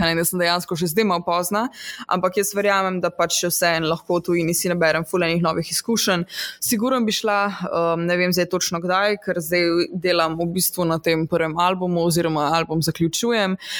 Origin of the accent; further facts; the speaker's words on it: Radeče, Lower Sava, Slovenia; moved away; jaz prihajam iz enega zelo mehkega kraja na, mhm. v Posavju